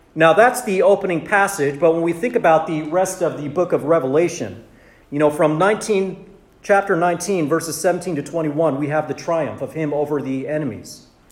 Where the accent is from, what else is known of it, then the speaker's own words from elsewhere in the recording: Southern California, United States; also born or lived in Santa Monica; I was born and raised in Southern California